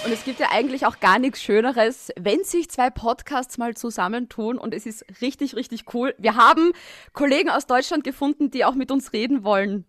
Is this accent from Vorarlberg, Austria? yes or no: no; Styria, Austria; moved away as an adult; now in Vienna, Austria; Ich bin Steirerin in Wien und ich wohne neben dem Red Bull Ring eigentlich. Also das sind meine Roots her